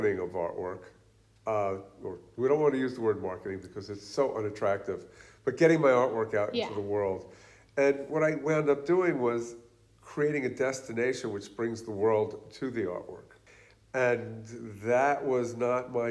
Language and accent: English; New York City, New York, United States; moved away as an adult; also born or lived in Queens; now in Pennsylvania, United States; I'm from New York City